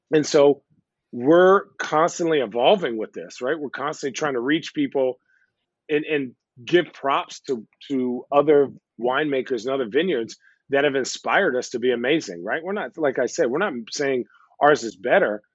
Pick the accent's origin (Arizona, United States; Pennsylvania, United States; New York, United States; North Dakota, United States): Arizona, United States; now in Portland, United States; I'm from Arizona, right? Well, I grew up in Arizona